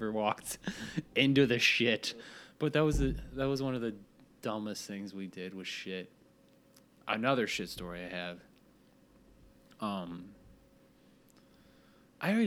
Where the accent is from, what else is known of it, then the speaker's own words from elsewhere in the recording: Hebron, United States; growing up in Hebron